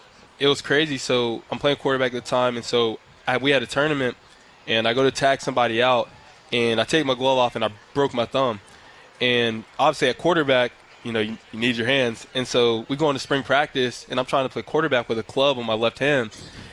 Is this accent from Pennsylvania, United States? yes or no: yes; Harrisburg, Pennsylvania, United States; So it was a really good time growing up in Harrisburg.